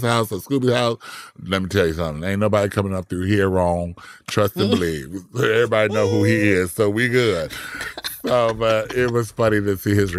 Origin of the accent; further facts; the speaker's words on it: Compton, California, United States; I'm from Compton